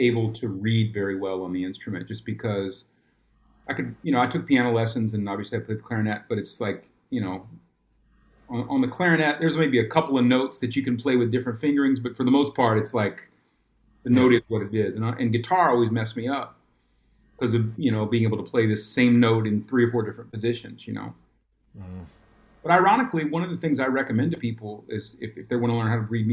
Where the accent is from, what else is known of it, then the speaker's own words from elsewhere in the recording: Memphis, Tennessee, United States; also born or lived in Jacksonville, Florida; I'm from Memphis